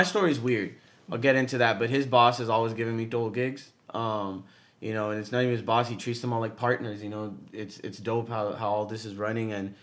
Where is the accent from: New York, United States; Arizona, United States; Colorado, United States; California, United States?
California, United States; Southern; We're both from SoCal